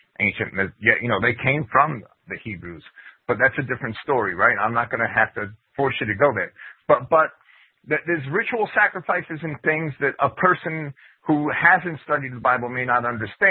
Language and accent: English; Jersey City, New Jersey, United States; I grew up in Jersey City